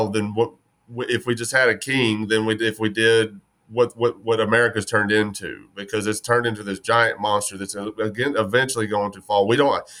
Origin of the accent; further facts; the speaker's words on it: West Texas, United States; born and raised in West Texas